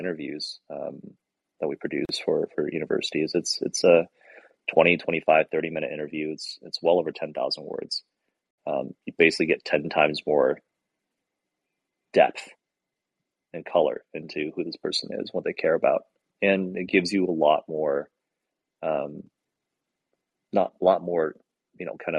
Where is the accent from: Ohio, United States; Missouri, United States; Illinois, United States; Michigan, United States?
Michigan, United States; now in California, United States; I'm from Michigan originally, and I live in California